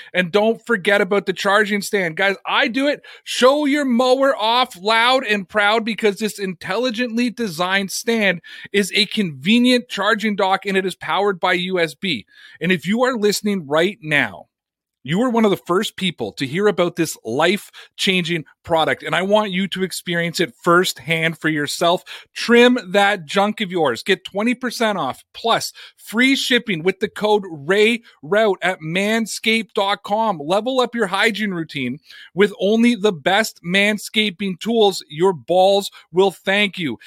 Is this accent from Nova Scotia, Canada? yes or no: no; Toronto, Ontario, Canada; it's my hometown